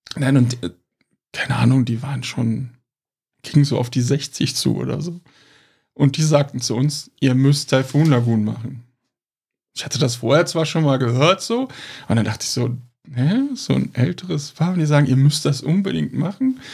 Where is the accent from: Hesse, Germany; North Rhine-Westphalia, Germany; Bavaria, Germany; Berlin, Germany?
North Rhine-Westphalia, Germany; Cologne; Wir sind halt Kölner